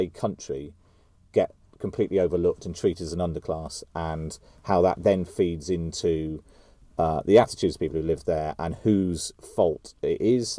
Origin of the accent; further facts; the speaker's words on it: South West England, United Kingdom; And when I'm from Somerset, and a lot of my friends and family from Somerset voted Leave. You know, the West Country in particular was a high vote for Leave.